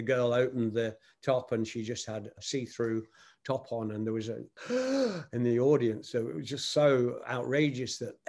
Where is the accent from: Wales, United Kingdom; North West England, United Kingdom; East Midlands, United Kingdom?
East Midlands, United Kingdom; Nottingham; my hometown of Nottingham, England